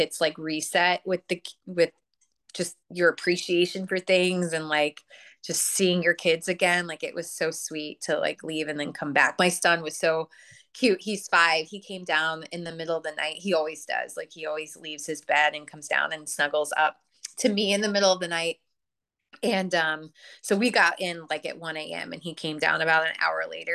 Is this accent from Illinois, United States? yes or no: yes; Chicago, Illinois, United States; I'm from Chicago